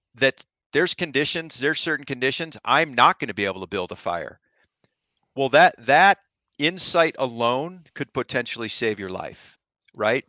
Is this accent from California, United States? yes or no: no; Ohio, United States; moved away as an adult; I grew up in Ohio like I said, self-taught archery hunter for whitetail